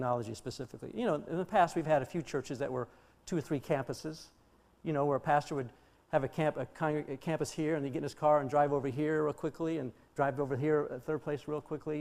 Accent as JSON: {"language": "English", "region": "Colorado", "country": "United States", "also_born_or_lived": "Chicago", "moved": "as an adult", "said": "I'm from Colorado"}